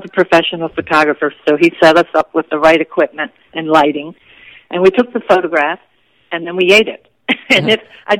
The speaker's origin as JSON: {"language": "English", "town": "Washington", "region": "District of Columbia", "country": "United States", "tie": "born or raised there", "said": "I was born and raised on Capitol Hill in Washington, D.C."}